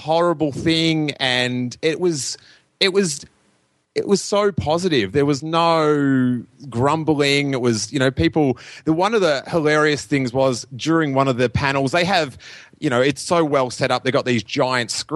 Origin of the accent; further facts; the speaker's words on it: Australia; I'm from Australia, the other side of the world.